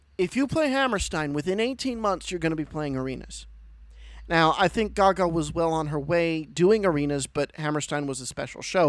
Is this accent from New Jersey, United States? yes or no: no; Pennsylvania, United States; I'm from Pennsylvania